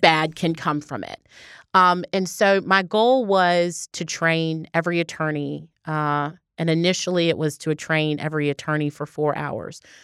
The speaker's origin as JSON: {"language": "English", "town": "Baltimore", "region": "Maryland", "country": "United States", "tie": "born or raised there", "moved": "yes", "lives_now": "Georgia, United States", "said": "my hometown's Baltimore"}